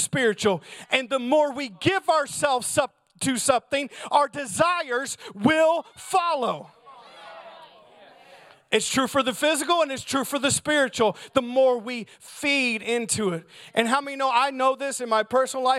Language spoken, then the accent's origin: English; United States; as American Christians